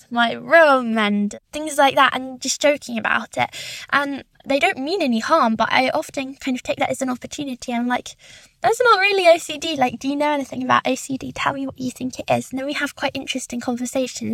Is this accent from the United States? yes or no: no; London, United Kingdom; I'm 17 years old and I'm from London